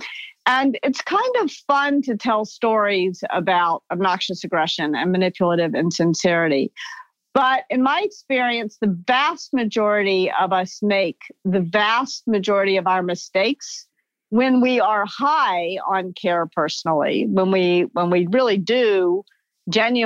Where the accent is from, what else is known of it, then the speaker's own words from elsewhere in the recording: Memphis, Tennessee, United States; moved away as an adult; also born or lived in New York City; I grew up in the Mid-South. I grew up in Memphis